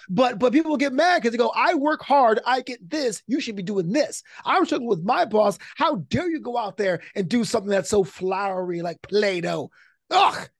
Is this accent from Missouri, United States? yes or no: no; New York City, New York, United States; now in Los Angeles, United States; a comedy special in the Kings Theater in Brooklyn, back in my hometown.